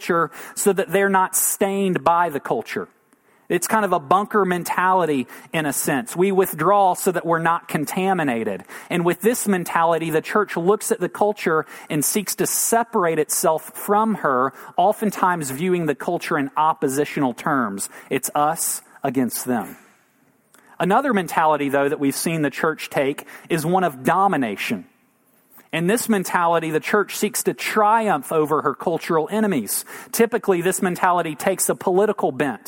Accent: United States; we're American

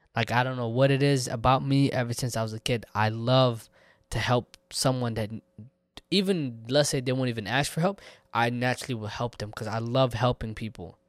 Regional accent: Texas, United States; I'm from Texas regardless. It's home for me. It's always been home for me

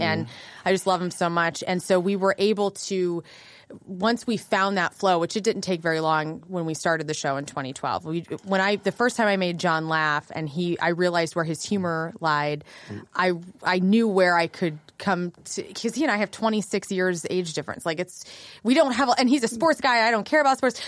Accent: West Frankfort, Illinois, United States; also born or lived in Carbondale, Illinois; now in St. Louis, United States; I grew up in a little town called West Frankfort, Illinois

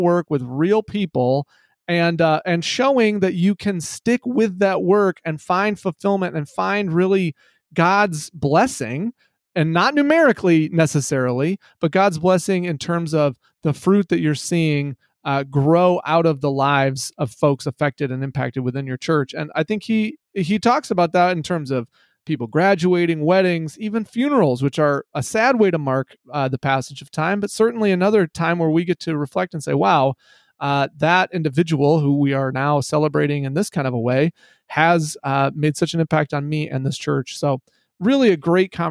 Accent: Midwest, United States; I am from the Midwest. is where I was born

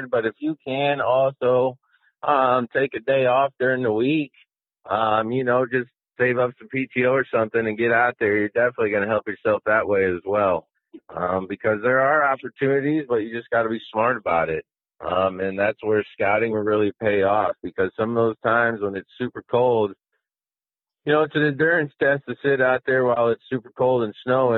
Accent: Midwest, United States; I grew up in the Midwest

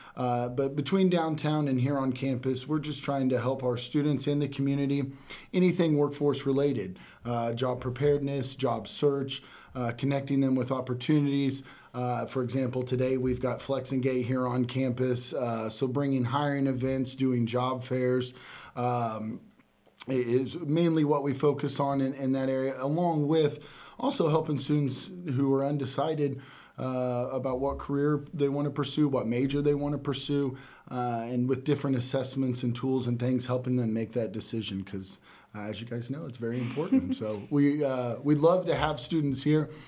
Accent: Catlin, Illinois, United States; grew up in Catlin, uh, went to what was Catlin High School then

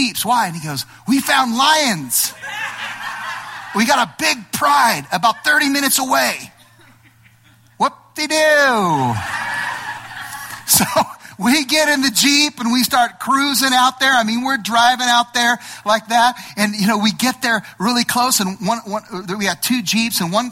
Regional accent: Los Angeles, California, United States; I'm from Los Angeles, right? I'm an LA boy

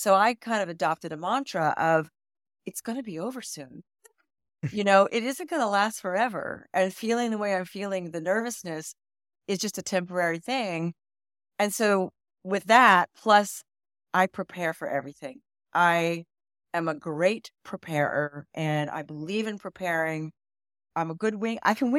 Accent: Virginia, United States; moved away as an adult; now in New York, United States; traveled all over the world until I was about 12 years old when my dad retired at the Pentagon. And so I grew up in Northern Virginia, mostly. And I went to grad school in New York, fell in love with the city.

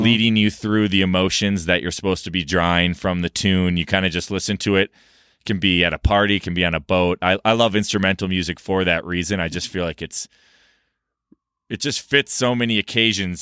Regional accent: Minneapolis, Minnesota, United States; moved away; I grew up in Minnesota

